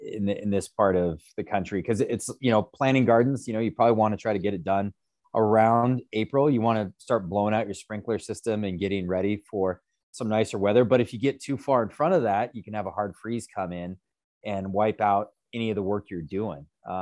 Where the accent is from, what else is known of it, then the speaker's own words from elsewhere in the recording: Great Falls, Montana, United States; this is my hometown. I grew up here in Great Falls.